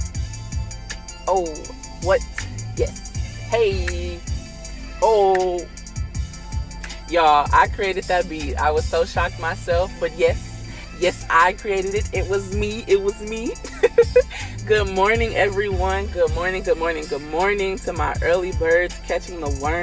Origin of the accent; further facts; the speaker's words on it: Los Angeles, California, United States; We are from Los Angeles